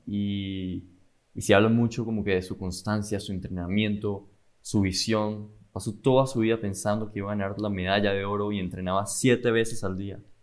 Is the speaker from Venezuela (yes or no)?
yes; Caracas, Capital District, Venezuela; now in Miami, United States; vengo de Venezuela, Caracas, Venezuela y, y vivo en Miami